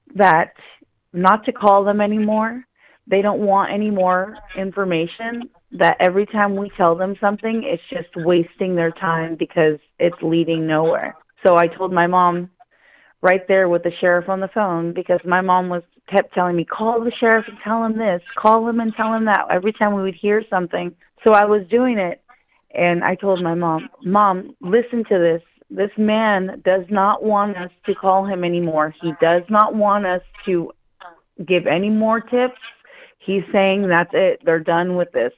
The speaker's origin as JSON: {"language": "English", "area": "Mendocino coast", "region": "Northern California", "country": "United States", "said": "I come from the Mendocino coast, and that's up north"}